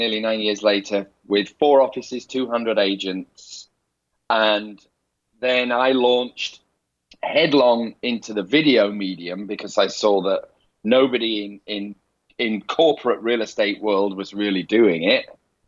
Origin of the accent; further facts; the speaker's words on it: Leeds, Yorkshire and the Humber, United Kingdom; accent: rough Northern; moved away as an adult; also born or lived in London; now in Los Angeles, United States; I ran off to London from my hometown of Leeds